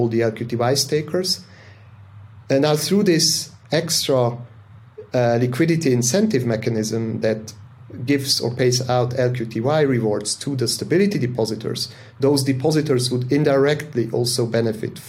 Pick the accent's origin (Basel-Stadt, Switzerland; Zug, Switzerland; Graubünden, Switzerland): Zug, Switzerland; I live in Switzerland in the crypto valley, so to say, because that's where I grew up, in the canton of Zug